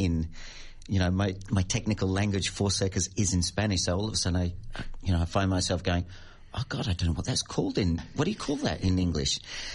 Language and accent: English; Australia; moved away as an adult; also born or lived in Madrid, Spain; I'm kind of like a plastic Australian at the moment. I'm going, yeah, I'm Australian. Am I 20 years out of the country's